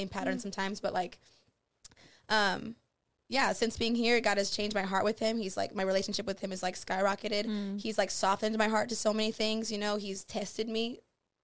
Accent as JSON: {"language": "English", "region": "Michigan", "country": "United States", "tie": "born or raised there", "said": "So we were raised in Michigan, We were raised in Michigan"}